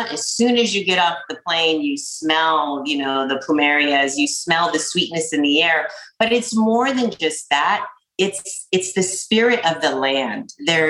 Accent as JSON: {"language": "English", "town": "La Jolla", "region": "California", "country": "United States", "tie": "born or raised there", "also_born_or_lived": "Reno, Nevada", "said": "I was born in Reno, Nevada. And my mom got pregnant with me when she was 15, had me when she was 16. So I lived in Reno until I was 5 or 6, then moved to San Diego to La Jolla. Loved La Jolla as a kid."}